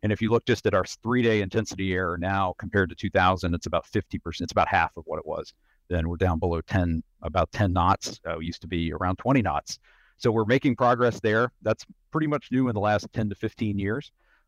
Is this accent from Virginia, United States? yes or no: yes; Virginia, United States; I grew up in Southwest Virginia, a place with lots of interesting weather, you know, all four seasons and winter weather.